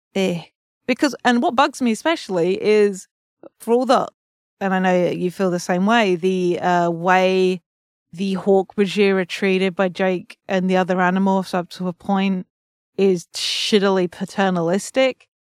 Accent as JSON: {"language": "English", "region": "England", "country": "United Kingdom", "said": "as an English person"}